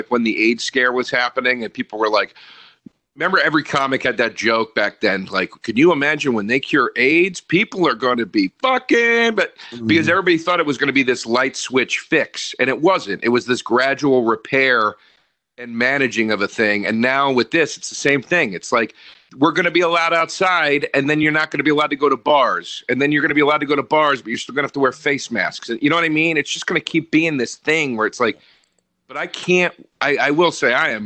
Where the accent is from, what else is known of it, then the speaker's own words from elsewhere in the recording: Norristown, Pennsylvania, United States; moved away; I grew up in Norristown